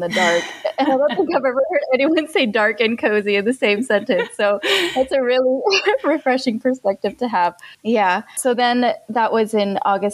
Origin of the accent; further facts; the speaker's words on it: California, United States; now in Finland; I'm from California